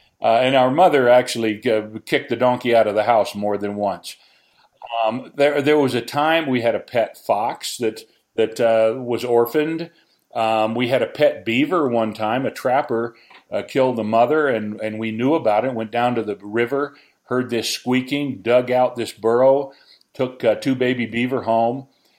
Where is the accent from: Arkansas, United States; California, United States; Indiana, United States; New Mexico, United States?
Arkansas, United States; Growing up in Arkansas, we were a little ways out of town. We weren't really on a ranch or a farm or in the country, but we had 4 or 5 acres